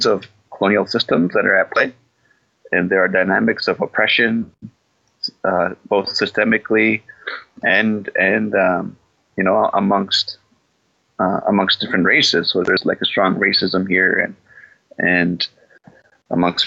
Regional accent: Canada; I'm from Palmaker Cree Nation

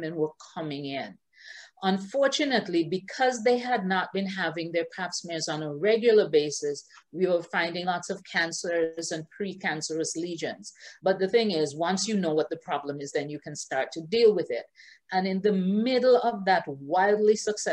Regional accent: Antigua & Barbuda; moved away as an adult; also born or lived in Halifax, Nova Scotia, Canada / Baltimore, United States / Washington, D.C., United States; now in Barbados; I was born in Antigua and Barbuda, first generation Antiguan and Barbudan, along with all my siblings. And I spent most of my life in Antigua and Barbuda.

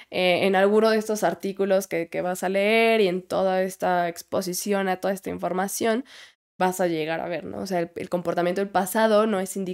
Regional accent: Puebla, Mexico; De Puebla.

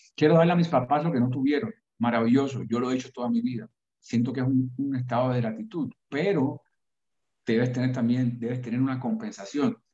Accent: Cuba; now in United States; que yo experimenté siendo niño en Cuba

